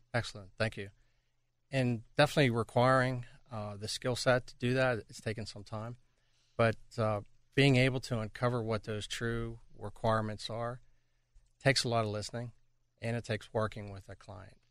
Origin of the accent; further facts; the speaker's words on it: Pittsburgh, Pennsylvania, United States; moved away as an adult; also born or lived in Toronto; be back in my hometown of Pittsburgh